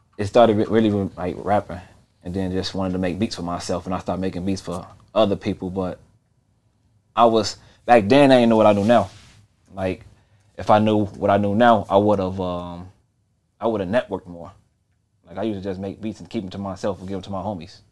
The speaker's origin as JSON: {"language": "English", "town": "Chicago", "region": "Illinois", "country": "United States", "said": "I was from the West Side."}